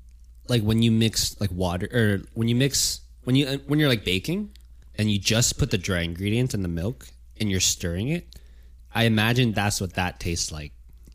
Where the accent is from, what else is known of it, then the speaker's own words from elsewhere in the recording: California, United States; It's like, oh, like we're from Cali.